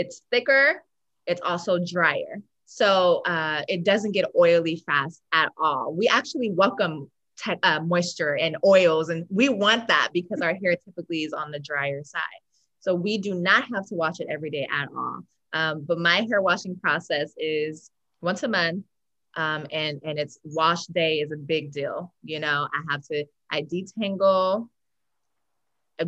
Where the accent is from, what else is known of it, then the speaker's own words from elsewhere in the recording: Los Angeles, California, United States; I was born and raised in Los Angeles, in South LA, to be exact